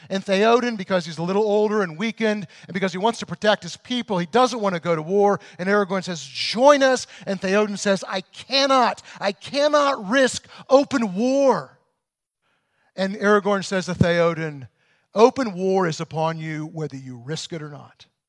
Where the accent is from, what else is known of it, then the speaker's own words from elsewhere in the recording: Illinois, United States; I grew up in Illinois in the, in the really rural areas